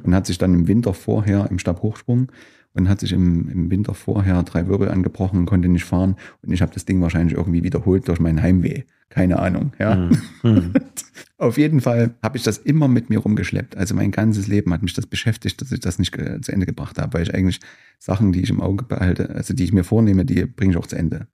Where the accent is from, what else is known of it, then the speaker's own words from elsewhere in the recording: Gera, Thuringia, Germany; also born or lived in Weida; ich bin letztlich Gärer bin aufgewachsen in Gera